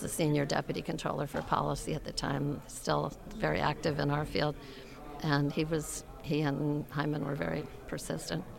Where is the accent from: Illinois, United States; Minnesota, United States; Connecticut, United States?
Connecticut, United States; I grew up in Connecticut